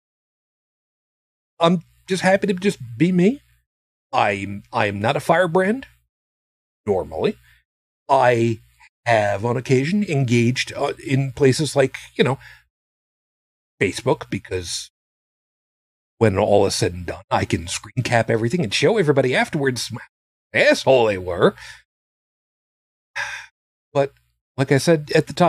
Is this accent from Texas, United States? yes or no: no; Long Island, New York, United States; also born or lived in Brooklyn, New York; I was born in Brooklyn to a Roman Catholic family, Italian, mostly from a family of immigrants. I grew up on Long Island